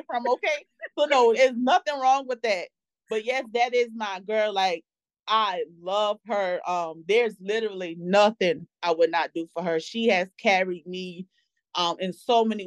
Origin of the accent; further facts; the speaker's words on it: New York, United States; In New York, my favorite childhood memory would have been Double Dutch. We used to play Double Dutch on the block all the time